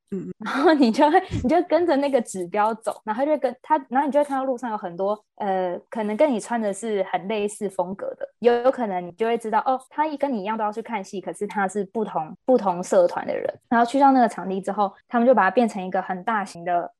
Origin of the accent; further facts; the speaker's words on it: Taiwan; also born or lived in United Kingdom; 我们台湾人